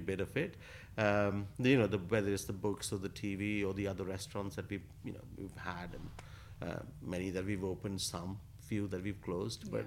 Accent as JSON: {"language": "English", "town": "Asansol", "region": "West Bengal", "country": "India", "tie": "born or raised there", "moved": "yes", "lives_now": "London, United Kingdom", "said": "growing up in Asansol"}